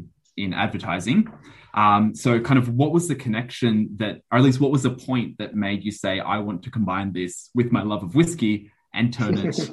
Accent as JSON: {"language": "English", "region": "Scotland", "country": "United Kingdom", "said": "And for me, being half Scottish, I think kind of when you leave the hospital, they hand you the baby and they hand you a bottle of scotch."}